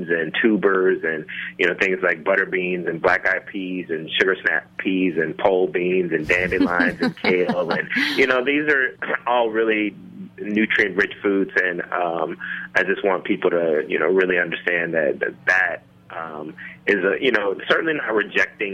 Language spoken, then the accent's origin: English; Memphis, Tennessee, United States; moved away as an adult; also born or lived in New Orleans, Louisiana; now in Northern California, United States; I grew up in Memphis, Tennessee